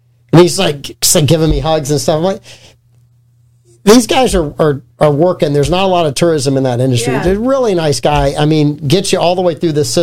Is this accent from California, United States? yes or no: no; St. Augustine, Florida, United States; we're from St. Augustine.